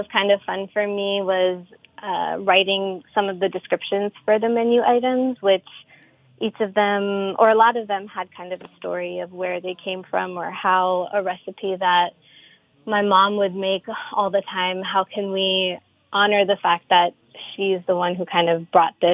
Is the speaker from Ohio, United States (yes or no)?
no; New York, United States; I was born and raised here in New York